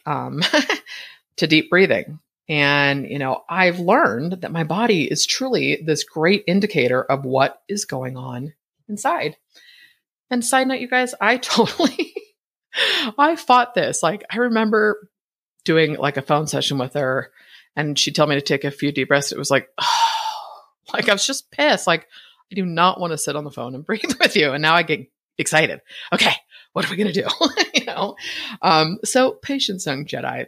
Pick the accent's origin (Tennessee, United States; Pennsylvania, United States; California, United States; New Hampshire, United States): California, United States; Bay Area; moved away as an adult; now in Boise, United States; Born and raised in the Bay Area, I spent my entire adult life in Northern California.